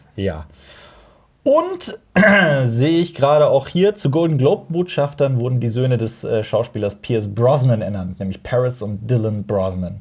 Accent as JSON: {"language": "German", "town": "Koblenz", "region": "Rhineland-Palatinate", "country": "Germany", "said": "Koblenz, wo ich herkomme"}